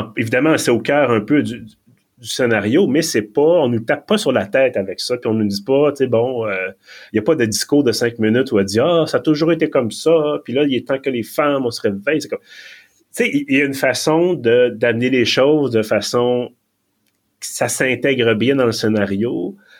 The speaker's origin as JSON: {"language": "French", "region": "Quebec", "country": "Canada", "accent": "Quebec", "said": "je parlais en anglais avec mon accent du Québec"}